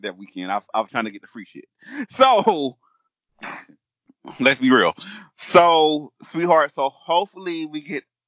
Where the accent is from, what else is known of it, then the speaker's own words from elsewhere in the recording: Ohio, United States; I'm from Ohio